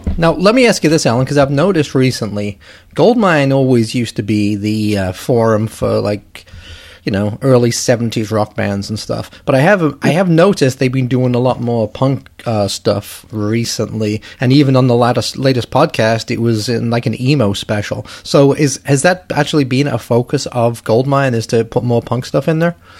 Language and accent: English; England, United Kingdom; I'm from England